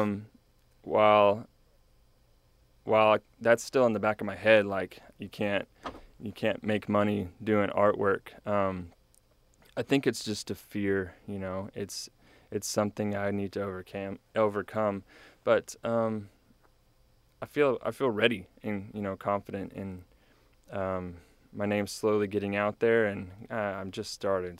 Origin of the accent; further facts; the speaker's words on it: New Braunfels, Texas, United States; now in College Station, United States; I grew up in New Braunfels area